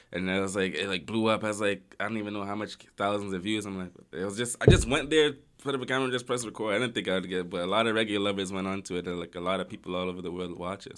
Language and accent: English; Toronto, Ontario, Canada; also born or lived in Amsterdam; I grew up in Galloway